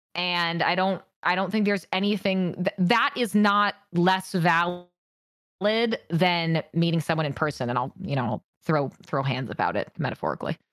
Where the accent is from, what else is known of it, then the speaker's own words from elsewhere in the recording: Washington, United States; I grew up in Washington State